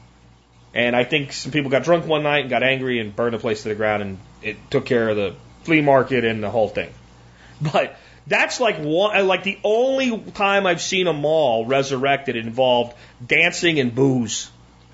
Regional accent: Pottsville, Pennsylvania, United States; moved away; my hometown of Pottsville

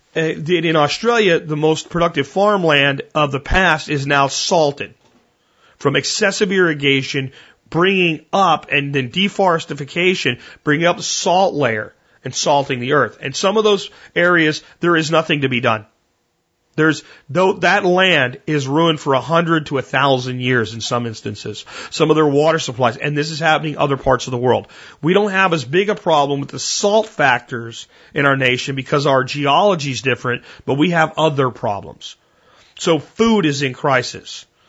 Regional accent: Pottsville, Pennsylvania, United States; moved away; Pottsville, my hometown, where I grew up and went to high school in Pennsylvania

